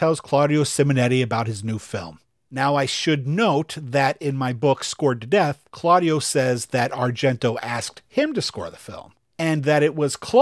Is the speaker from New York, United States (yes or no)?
yes; New York, United States; as a New Yorker